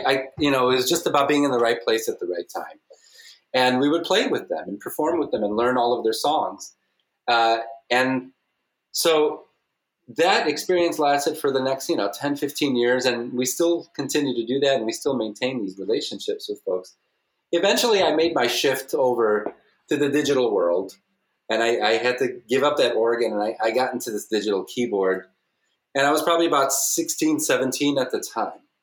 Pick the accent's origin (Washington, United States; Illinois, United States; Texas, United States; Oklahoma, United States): Illinois, United States; southwest suburbs of Chicago